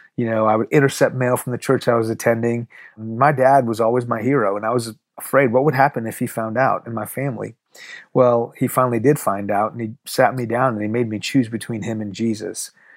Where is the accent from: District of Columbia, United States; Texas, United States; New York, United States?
Texas, United States; Houston; first language Farsi; English is a second language; also born or lived in Iran; I was born in Houston, but when I was two, we moved to Iran. When I was six, the revolution hit and we moved back.